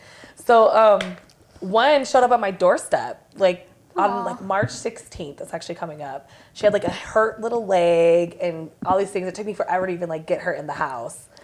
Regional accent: San Diego, California, United States; also born or lived in Las Vegas; I'm from San Diego, not LA.

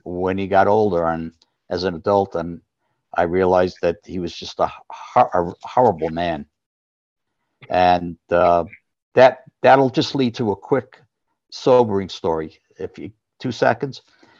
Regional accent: New York City, New York, United States; the Mickey Mantle growing up in the Bronx in the 50s.

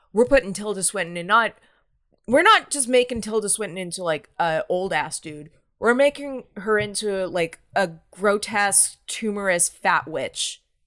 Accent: United States; as an American

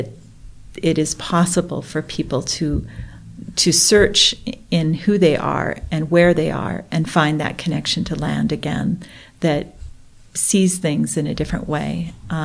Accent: Blackfeet country, Montana, United States; I'm Ojibwe. I grew up in Blackfeet country.

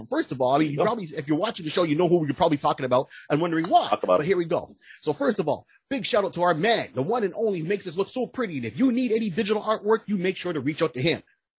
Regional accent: Montreal, Quebec, Canada; Hey, I'm from Montreal.

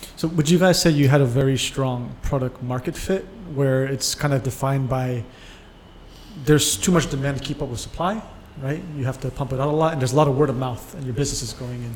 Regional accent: United States; I'm American

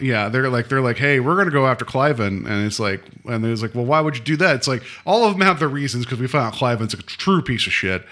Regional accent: West Virginia, United States; I grew up in West Virginia

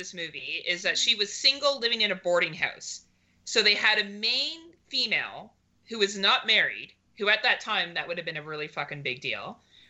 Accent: Canada

